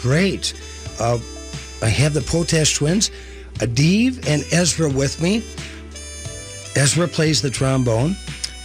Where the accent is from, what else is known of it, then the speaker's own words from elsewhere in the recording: Virginia, Minnesota, United States; my hometown of Virginia, Minnesota